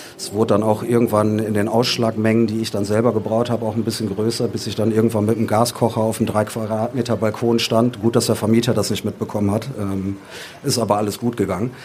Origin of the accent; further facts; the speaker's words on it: Düsseldorf, North Rhine-Westphalia, Germany; wir sind Düsseldorfer selber